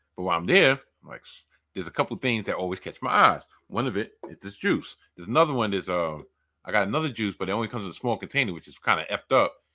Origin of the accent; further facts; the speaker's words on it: New York City, New York, United States; I've been born and raised in New York